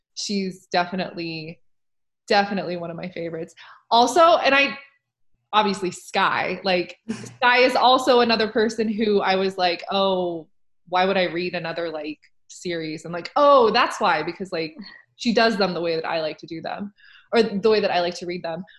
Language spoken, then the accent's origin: English; Nebraska, United States; now in Oregon, United States; I used to live in Nebraska for like most of my life